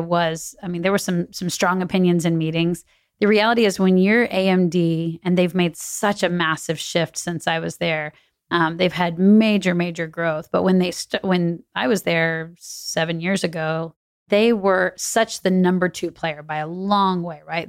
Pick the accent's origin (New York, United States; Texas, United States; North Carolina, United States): Texas, United States; New Braunfels; also born or lived in Chicago; now in Austin, United States; grew up in New Braunfels, which is about an hour away